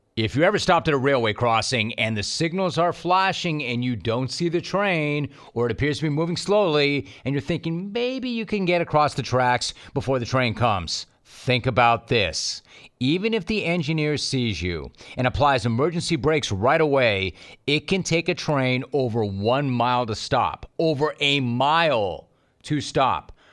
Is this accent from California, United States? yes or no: yes; Los Angeles, California, United States; I grew up in the eight one eight